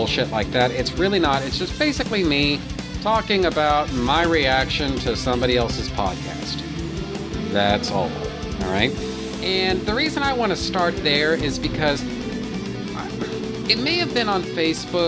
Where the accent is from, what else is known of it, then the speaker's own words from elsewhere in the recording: Houston, Texas, United States; Houston, which is to say my hometown